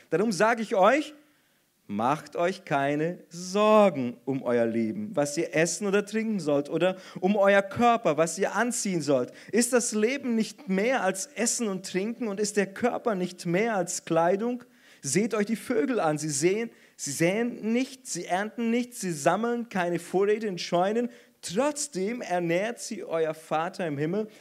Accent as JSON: {"language": "German", "country": "Brazil", "moved": "yes", "said": "als Brasilianer friere ich sowieso immer und ständig"}